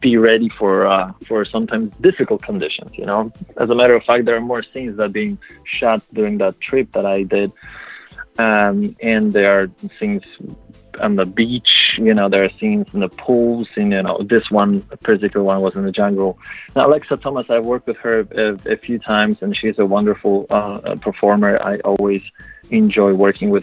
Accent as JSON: {"language": "English", "country": "Poland", "tie": "born or raised there", "first_language": "Polish", "second_language": "English", "moved": "yes", "said": "I'm my native language is Polish. I was born in Poland"}